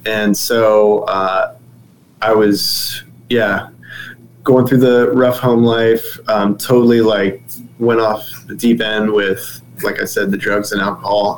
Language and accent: English; Dover, Ohio, United States; moved away as an adult; also born or lived in Cleveland, Ohio / Kent, Ohio; now in Sarasota, United States; moved back to my hometown to be closer to family